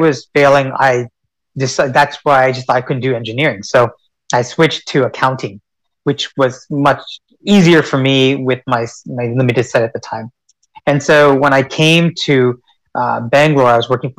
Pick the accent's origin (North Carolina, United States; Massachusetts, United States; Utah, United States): North Carolina, United States; Cary; moved away as an adult; also born or lived in Richmond, Virginia; I was raised in North Carolina